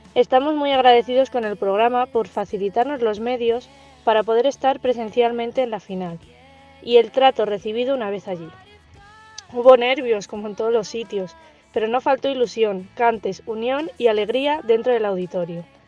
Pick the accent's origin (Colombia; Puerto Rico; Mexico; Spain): Spain; El Sahúgo, Castile and León